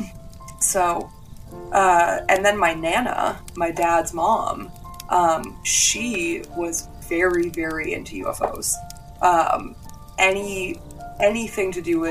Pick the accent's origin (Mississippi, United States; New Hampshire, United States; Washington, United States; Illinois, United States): New Hampshire, United States; I grew up in New Hampshire, like right in the heart of, you know, haunted, crazy old New England